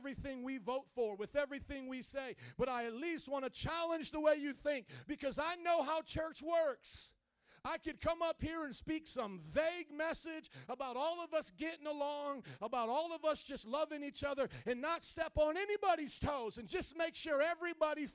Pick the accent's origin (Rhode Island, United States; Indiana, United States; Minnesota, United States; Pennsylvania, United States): Indiana, United States; Fort Wayne; moved away as an adult; now in Chicago, United States; I grew up in Fort Wayne, Indiana